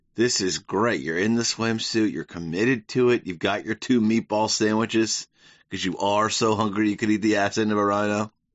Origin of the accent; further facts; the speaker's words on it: the South, United States; moved away; growing up in the South